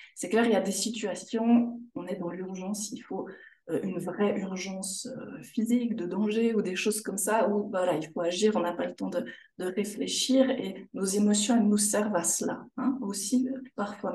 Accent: Jura, Switzerland; moved away as an adult; also born or lived in Canton of Fribourg; now in Fribourg, Switzerland; J'ai toujours vécu en fait en Suisse. Je viens du canton du Jura, la frontière de la France.

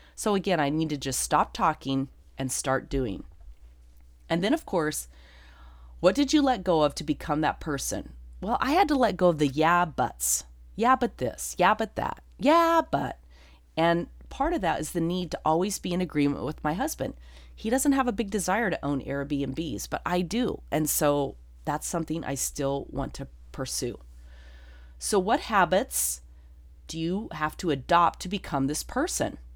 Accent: Durango, Colorado, United States; moved away; Durango, Colorado, my hometown

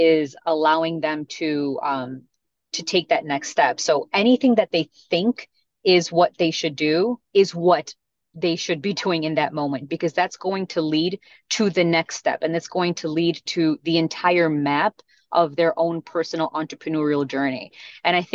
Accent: Chicago, Illinois, United States; first language Spanish; English is a second language; I remember being born and raised in Chicago, but still never knowing English because I grew up in a Hispanic household

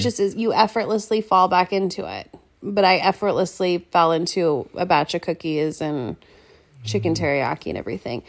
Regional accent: Seattle, Washington, United States; we grew up in Seattle

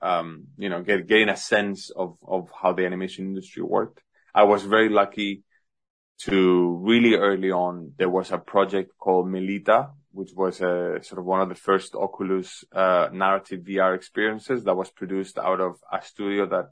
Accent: Madrid, Community of Madrid, Spain; also born or lived in Singapore; now in London, United Kingdom; I was born in Madrid, Spain

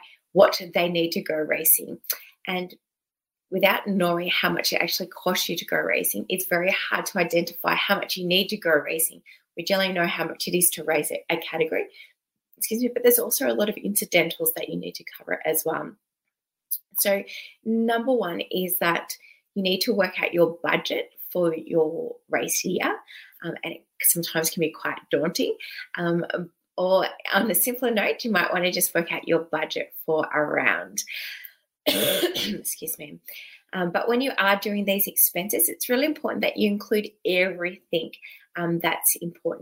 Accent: Sydney, New South Wales, Australia; moved away as an adult; now in Melbourne, Australia; I was originally from Sydney. And recently, when I say recently, in the last 10 years, I've moved down to Melbourne, Victoria.

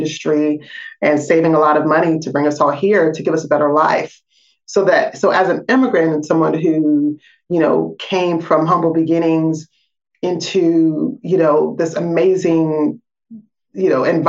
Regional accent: Portland, Oregon, United States; You know, I grew up in Portland, Oregon.

